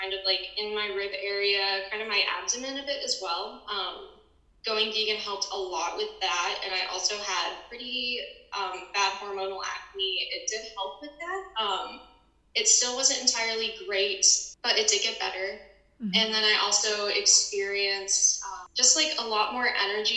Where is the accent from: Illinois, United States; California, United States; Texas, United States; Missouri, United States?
Missouri, United States; St. Louis; I am from St. Louis, Missouri